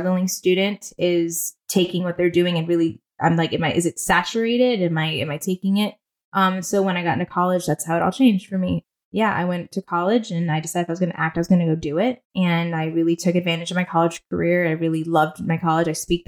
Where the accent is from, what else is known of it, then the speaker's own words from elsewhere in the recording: Ridgefield, Connecticut, United States; also born or lived in Manhattan, New York; I was born in Manhattan, and then I like to say I was taken hostage and raised in Connecticut, but my parents decided to move to Connecticut.